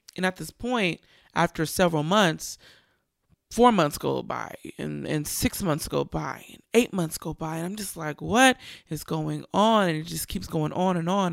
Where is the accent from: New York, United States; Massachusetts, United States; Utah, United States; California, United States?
California, United States; Richmond; Richmond, California, my hometown.